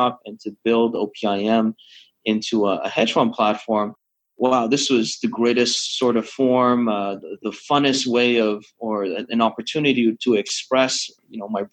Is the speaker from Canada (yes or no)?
yes; Canada; moved away as an adult; also born or lived in London, Ontario; now in Hong Kong; I'm Canadian, born Canadian, graduate of the Ivy School of Business back in London, Ontario